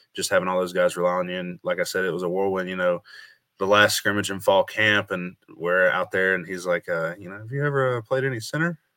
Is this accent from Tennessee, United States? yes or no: yes; Bluff City, Tennessee, United States; my hometown, Bluff City, Upper Northeast Tennessee